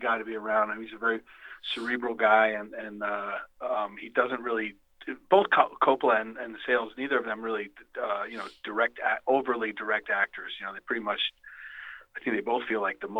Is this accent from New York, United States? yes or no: yes; Long Island, New York, United States; I grew up in Long Island